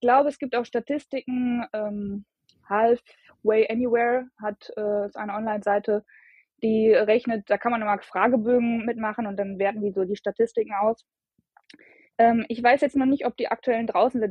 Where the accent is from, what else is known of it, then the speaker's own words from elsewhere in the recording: Bielefeld, North Rhine-Westphalia, Germany; ich komme aus Bielefeld